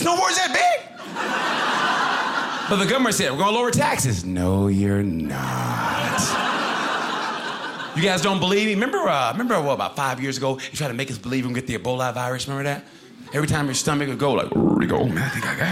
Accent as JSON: {"language": "English", "region": "Oklahoma", "country": "United States", "tie": "born or raised there", "moved": "yes", "said": "I grew up originally, by the way, in Oklahoma"}